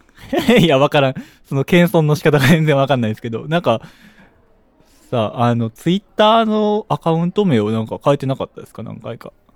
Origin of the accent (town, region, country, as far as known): Hyogo, Japan